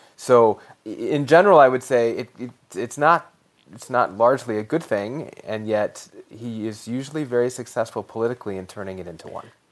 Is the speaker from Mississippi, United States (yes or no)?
no; Colorado, United States; my home state of Colorado